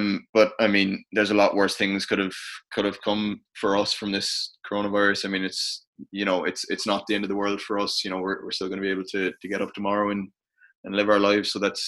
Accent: Ireland; as an Irish international, you know, thankfully I suppose I'm very grateful to have the platform

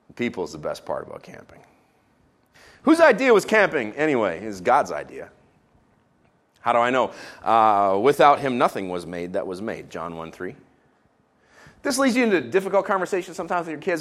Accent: Israel; moved away; I was raised in Israel.

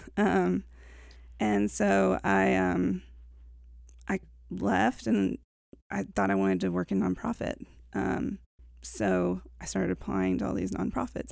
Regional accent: LaGrange, Georgia, United States; also born or lived in Woodstock, Georgia / Augusta, Georgia; I started out in Woodstock, Georgia. That's where mm-hmm. my parents were at the time when I was born. And when I was seven, we moved to LaGrange, Georgia

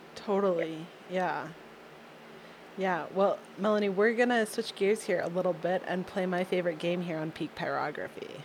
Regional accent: outside of Detroit, Michigan, United States; I grew up outside of Detroit, and we had access to Canadian TV

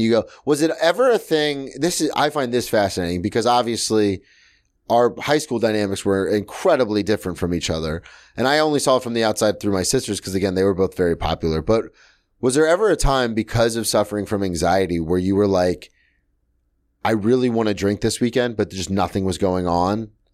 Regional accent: the South, United States; now in New York, United States; I'm from the South

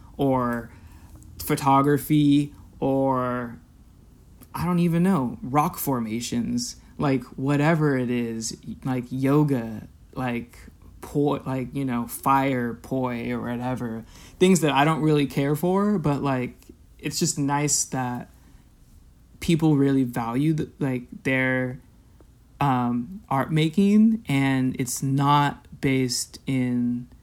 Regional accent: California, United States; You know, I'm from Southern California, and I still have a lot of connections in LA and like friends and family out there.

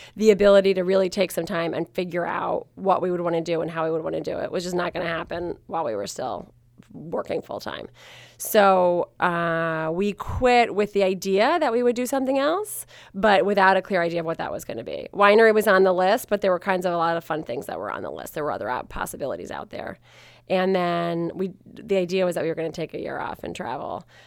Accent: Maryland, United States; I grew up in Maryland

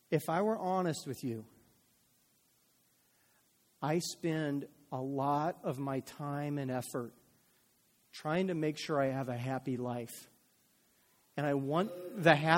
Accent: United States; I'm an American

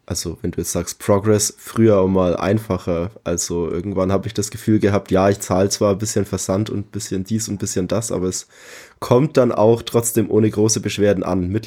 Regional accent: Bavaria, Germany; now in Leipzig, Germany; ich bin 33, wohne aktuell in Leipzig, ich komme ursprünglich aus der Nähe von Nürnberg

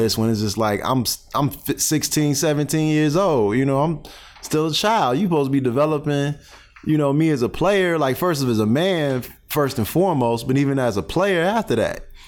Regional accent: Calumet City, Illinois, United States; moved away; also born or lived in Chicago, Illinois / East Chicago, Indiana; I grew up in Calumet City, Illinois

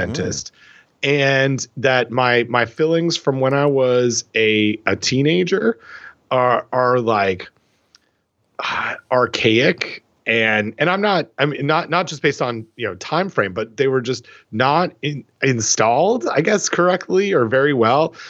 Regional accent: Port Hope, Ontario, Canada; growing up in Port Hope

